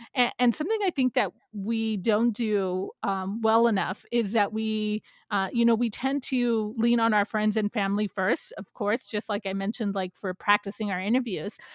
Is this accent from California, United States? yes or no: yes; San Jose, California, United States; also born or lived in Santa Barbara; now in San Francisco, United States; I grew up in San Jose specifically